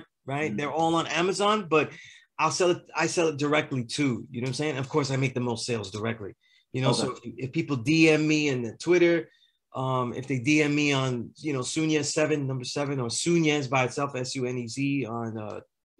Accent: New York City, New York, United States; I'm from Sunset Park.

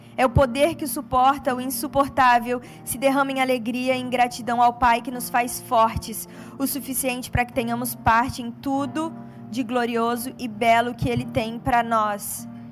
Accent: São Paulo, Brazil; eu sou paulista

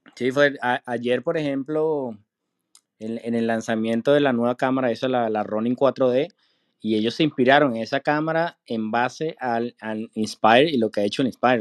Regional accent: Venezuela; moved away as an adult; now in United States; yo soy de Venezuela también

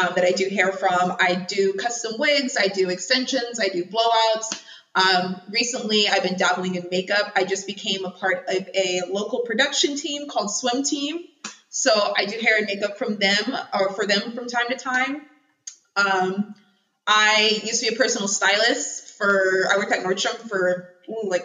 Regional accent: Tukwila, Washington, United States; also born or lived in Seattle, Washington; I grew up in Tukwila, very small little area

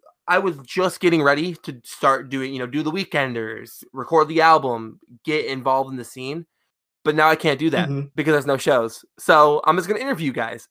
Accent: Lansing, Michigan, United States; I am from Lansing

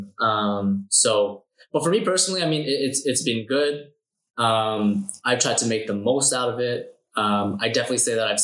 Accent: Canada; as a Canadian

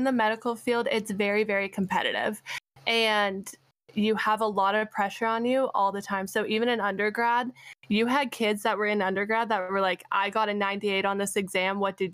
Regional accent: Canada; also born or lived in Arizona, United States; being a Canadian that went to an American school and has an American degree

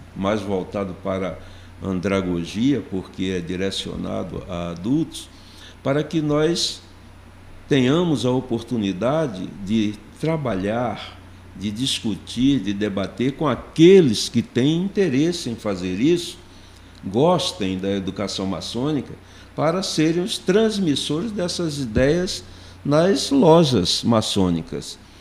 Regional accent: Recife, Pernambuco, Brazil; moved away as an adult; now in Brasília, Brazil; tudo começou em Recife, Pernambuco, onde nasci. Cheguei em Brasília em 1977, em função de um concurso público

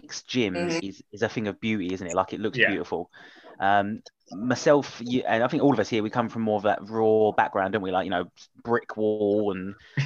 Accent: Essex, East of England, United Kingdom; accent: Essex; my dodgy Essex accent

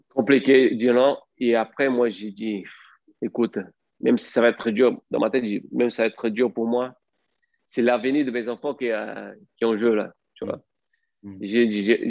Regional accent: Brazil; French is a second language; moved away as an adult; also born or lived in France; je rentre au Brésil

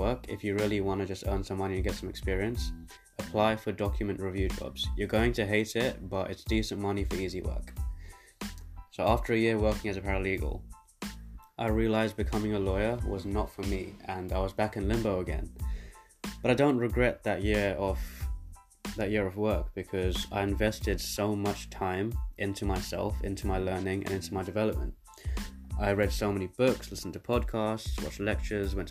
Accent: London, United Kingdom; also born or lived in South Africa / Birmingham; Then me and my family moved to London, where I now reside.

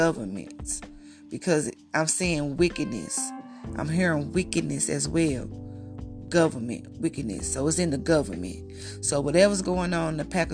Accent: United States; accent: country; I'm from the States. I'm a little country. I come from the country, basically.

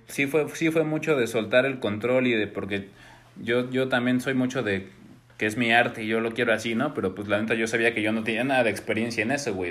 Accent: Mexico; somos de México y somos músicos.

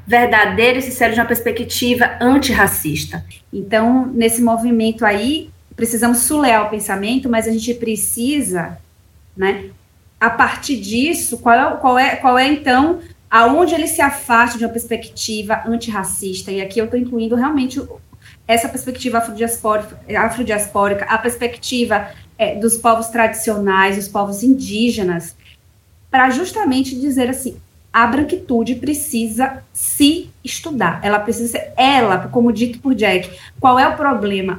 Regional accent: Bahia, Brazil; moved away; also born or lived in Brasília; eu sou da Bahia, fui para Brasília é, sozinha

